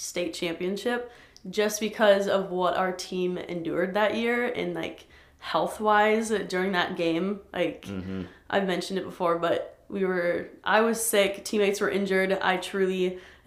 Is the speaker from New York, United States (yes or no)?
no; Sioux Falls, South Dakota, United States; also born or lived in St. Paul; I grew up here in Sioux Falls pretty much all my life.